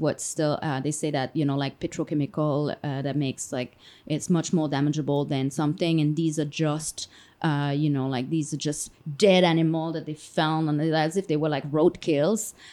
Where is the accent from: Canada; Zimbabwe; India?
Canada; moved away; as a Canadian